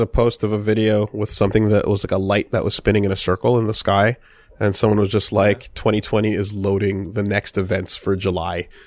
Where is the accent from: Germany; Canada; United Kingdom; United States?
Canada; Maybe it's being Canadian.